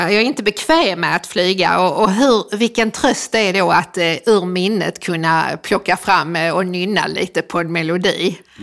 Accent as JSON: {"language": "Swedish", "town": "Helsingborg", "region": "Skåne", "country": "Sweden", "tie": "born or raised there", "said": "när jag växte upp i Helsingborg"}